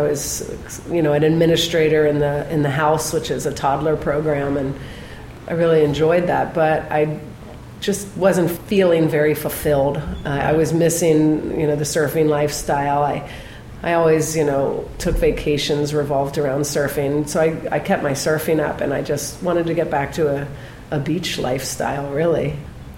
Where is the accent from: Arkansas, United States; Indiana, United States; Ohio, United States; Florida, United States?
Ohio, United States; Cincinnati; moved away as an adult; also born or lived in Boston / New York; now in San Juan del Sur, Nicaragua; I grew up in Cincinnati, Ohio